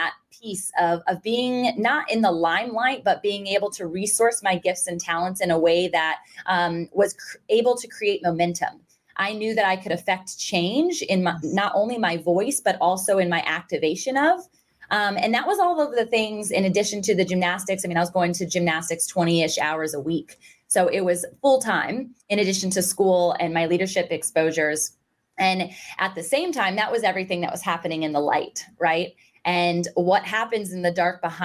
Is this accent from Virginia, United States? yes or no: yes; Virginia Beach, Virginia, United States; I was born and raised and still currently reside in Virginia Beach, Virginia